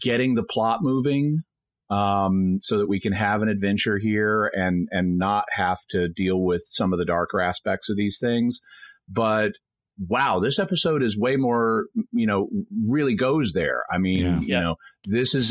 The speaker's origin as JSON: {"language": "English", "region": "the South", "country": "United States", "tie": "born or raised there", "said": "growing up in the South, politeness was really stressed to us growing up"}